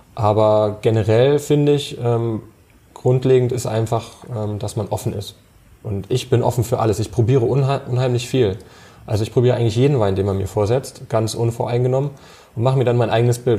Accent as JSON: {"language": "German", "country": "Germany", "said": "bei uns in Deutschland"}